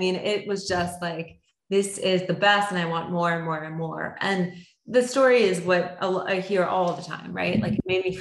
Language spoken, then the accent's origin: English; Florida, United States; also born or lived in Canada; we are from Canada originally, but grew up in Florida for grade school and above